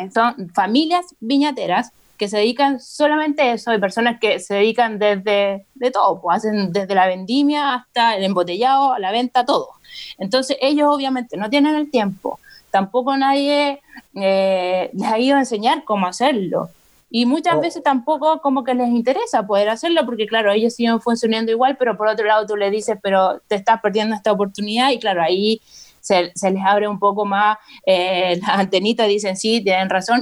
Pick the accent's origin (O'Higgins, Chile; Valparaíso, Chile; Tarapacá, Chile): O'Higgins, Chile; Rancagua; moved away as an adult; now in Santiago, Chile; yo soy de Rancagua originalmente y me trasladé a Santiago por la universidad y me quedé radicada en Santiago